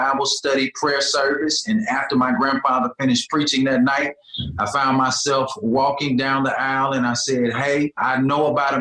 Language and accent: English; Birmingham, Alabama, United States; I'm born and raised in Birmingham, Alabama. I'm a Birmingham native